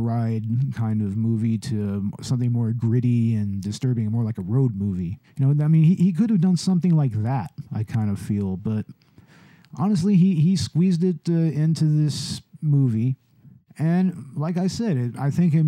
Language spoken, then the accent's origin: English; Texas, United States; I'm a Texan who doesn't drink Big Red.